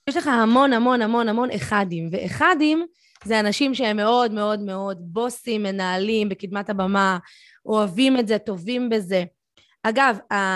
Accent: Tel Aviv, Tel Aviv District, Israel; הייתי ילדה צפונבונית תל אביבית

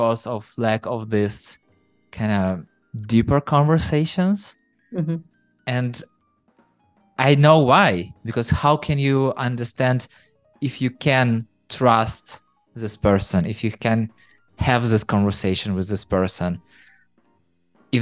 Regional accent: Ukraine; I'm from Ukraine and people from Ukraine are rather straightforward

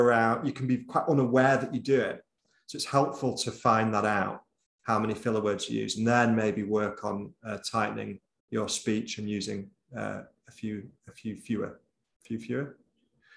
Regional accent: Bolton, North West England, United Kingdom; accent: Boltonese; moved away; I'm from Bolton originally, and I think it serves me well to speak in a bit of Boltonese

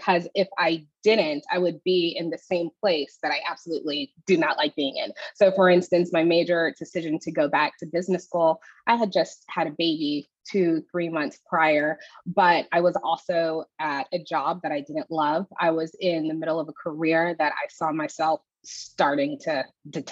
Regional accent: Houston, Texas, United States; moved away as an adult; now in Austin, United States; I moved back to my hometown in Houston

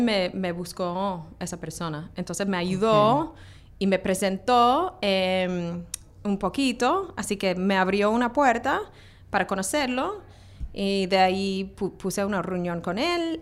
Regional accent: Australia; now in New York, United States; crecí en Australia

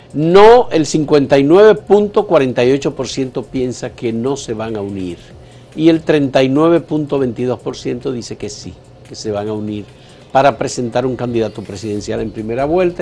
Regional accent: Dominican Republic; somos República Dominicana

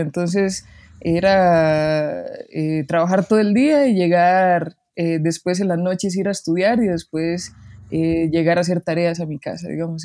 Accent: Barva, Heredia, Costa Rica; moved away as an adult; now in Mexico City, Mexico; soy de Barba Heredia

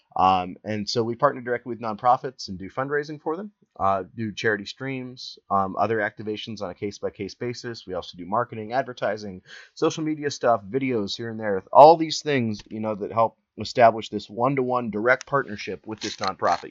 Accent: Columbus, Ohio, United States; I'm from Columbus, Ohio

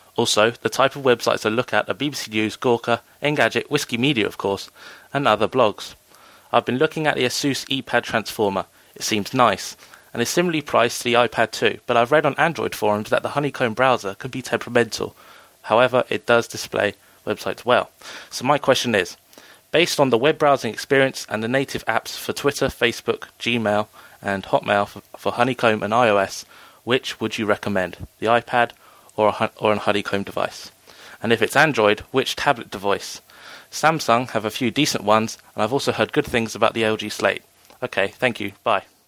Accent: Hastings, South East England, United Kingdom; I come from Hastings in the U K, which is famous for two reasons

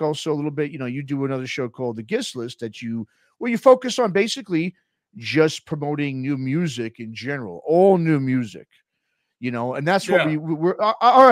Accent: New York City, New York, United States; also born or lived in Los Angeles / Bay Area; now in Oakland area, United States; born and raised in New York City

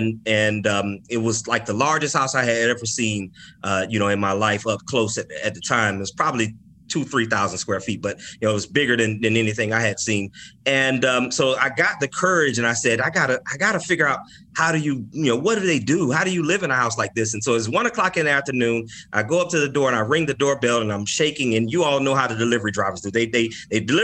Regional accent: Orlando, Florida, United States; I grew up in the west side of Orlando. So I'm from Orlando, Florida

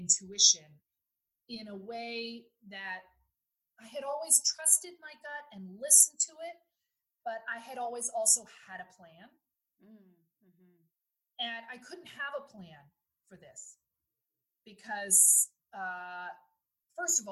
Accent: United States; now in Netherlands; as an American

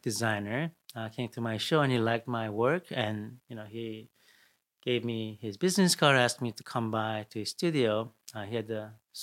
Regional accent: Brazil; also born or lived in Seoul, Korea; now in New York, United States; I grew up in Brazil

